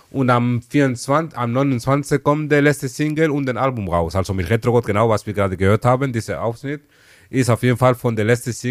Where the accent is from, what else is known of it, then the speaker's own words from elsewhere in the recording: Malabo, Bioko Norte, Equatorial Guinea; meine, meine Wurzeln kommen aus Äquatorial Guinea. Genau, ich bin in Malabo groß geworden.